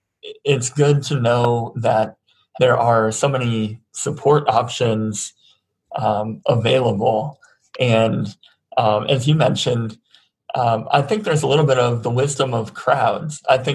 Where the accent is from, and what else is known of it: United States